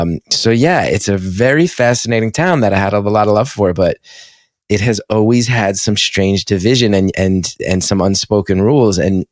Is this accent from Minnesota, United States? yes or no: no; West Orange, New Jersey, United States; my hometown, there's a lot of cool stuff in West Orange and cool people